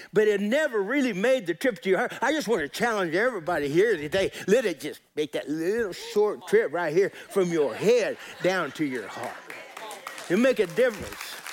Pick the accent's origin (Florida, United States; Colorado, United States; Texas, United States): Colorado, United States; I grew up in Colorado